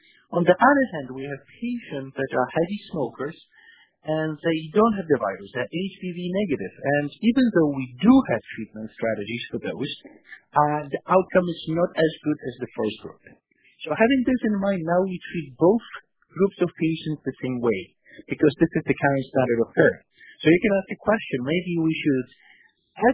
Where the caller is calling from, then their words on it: New York, United States; Actually, I'm calling from New York, so it's already afternoon.